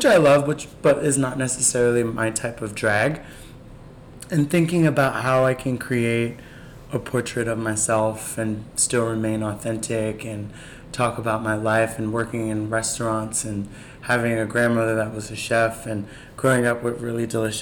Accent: New York City, New York, United States; growing up in Bed-Stuy

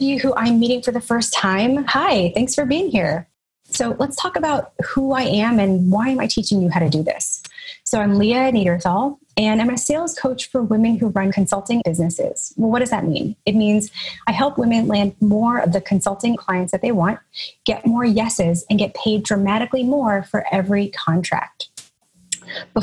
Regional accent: Nashville, Tennessee, United States; also born or lived in Chicago; now in Brooklyn, United States; I'm originally from Nashville, Tennessee, but now I live in Brooklyn, New York

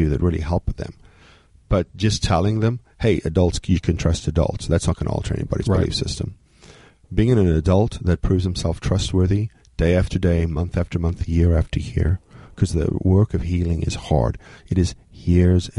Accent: South Africa; moved away; I was born in South Africa.

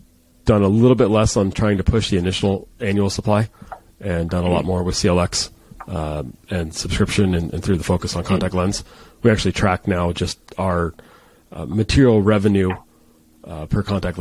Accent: San Diego, California, United States; I'm from San Diego

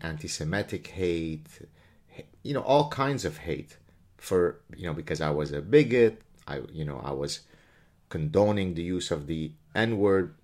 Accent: Lebanon; moved away; My story growing up in Lebanon is a really, really ugly story

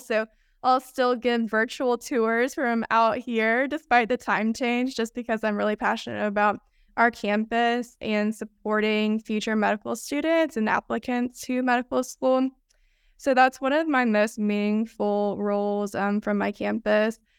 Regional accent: Rome, Georgia, United States; moved away as an adult; also born or lived in Athens, Georgia; now in San Francisco, United States; I'm originally from Rome, Georgia, which is a town kind of in between Chattanooga and Atlanta.

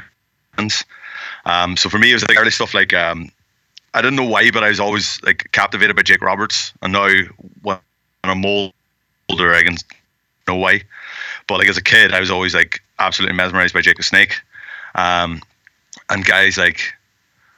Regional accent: Ireland; I'm from Ireland

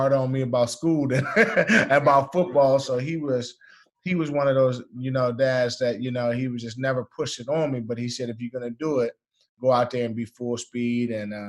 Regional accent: Washington, District of Columbia, United States; also born or lived in Ohio / Montgomery County, Maryland; I grew up in the Washington, D.C. area, lived with my mom, and I actually went to Ohio for 2 years.

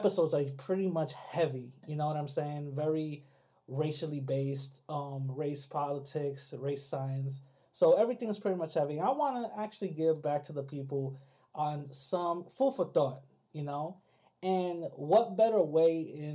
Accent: New York City, New York, United States; I'm from the Bronx

